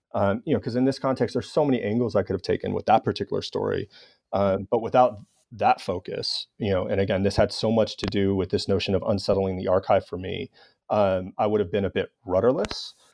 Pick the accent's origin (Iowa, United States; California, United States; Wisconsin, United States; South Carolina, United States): California, United States; Los Angeles; in my hometown of Los Angeles